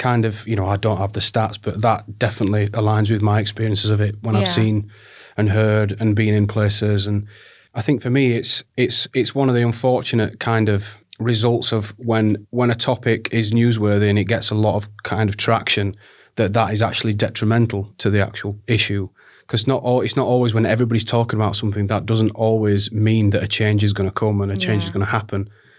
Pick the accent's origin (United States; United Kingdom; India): United Kingdom; Barnsley, Yorkshire and the Humber; But I grew up in Barnsley, which is in South Yorkshire, trapped in between, you know, Sheffield and Leeds